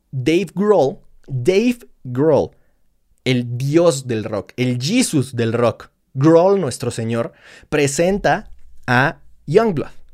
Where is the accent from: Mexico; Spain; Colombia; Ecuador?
Mexico; somos como somos los mexicanos